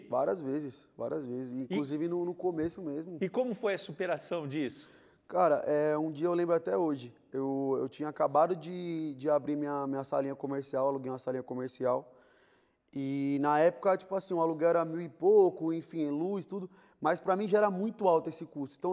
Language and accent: Portuguese; São Paulo, Brazil; born there; eu vim de quebrada, né? Eu nasci na Vila Rica de São Paulo.